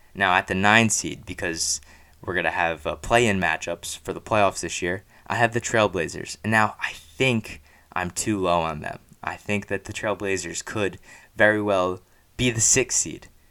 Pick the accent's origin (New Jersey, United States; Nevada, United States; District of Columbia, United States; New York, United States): New Jersey, United States; I grew up and live in Central Jersey